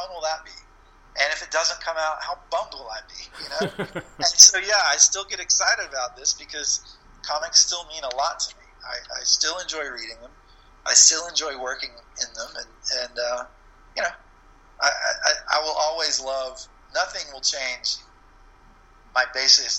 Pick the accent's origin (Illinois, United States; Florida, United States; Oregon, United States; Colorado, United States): Florida, United States; the comic book store in my town where I grew up in Florida didn't have them